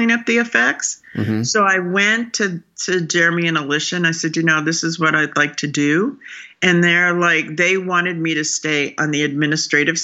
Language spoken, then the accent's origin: English; Southwest, United States; I just grew up in the Southwest